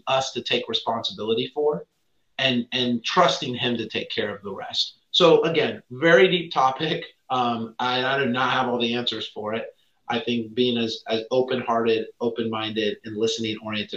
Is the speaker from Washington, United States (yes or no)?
no; San Diego, California, United States; also born or lived in Virginia; growing up in San Diego